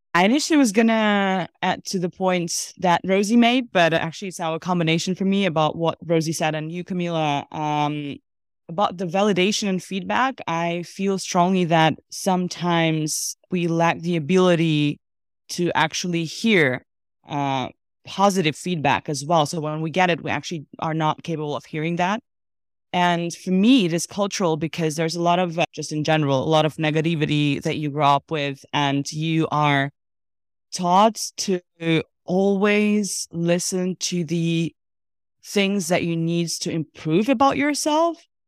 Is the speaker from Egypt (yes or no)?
no; Russia; also born or lived in Armenia; now in Amsterdam, Netherlands; Born and raised in Russia, originally Armenian